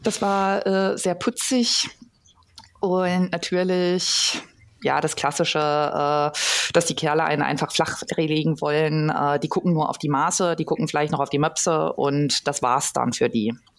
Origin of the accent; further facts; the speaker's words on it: Ostwestfalen-Lippe, North Rhine-Westphalia, Germany; ich komme ursprünglich aus dem Kreis Ostwestfalen-Lippe